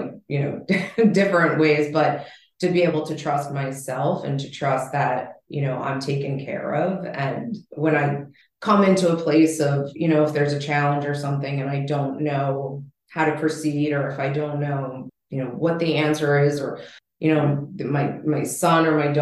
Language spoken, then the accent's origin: English; East Coast, United States; moved away as an adult; also born or lived in Los Angeles; I was, born and raised on the East Coast here, and my whole family's here